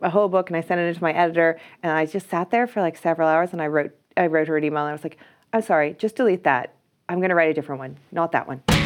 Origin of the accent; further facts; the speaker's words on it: Ireland; I'm Irish, so I can be like, "I went, I did arts in U C D